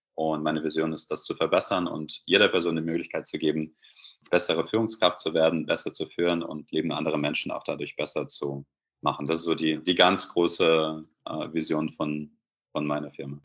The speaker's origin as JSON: {"language": "German", "country": "Belarus", "second_language": "German", "moved": "as an adult", "lives_now": "Germany", "said": "ich komme ursprünglich aus Weißrussland, äh, Belarus, und bin in Deutschland seit circa zehn Jahren"}